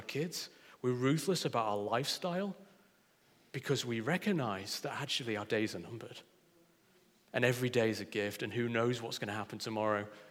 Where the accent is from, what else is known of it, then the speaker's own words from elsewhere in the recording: Yorkshire and the Humber, United Kingdom; I'm a Yorkshireman through and through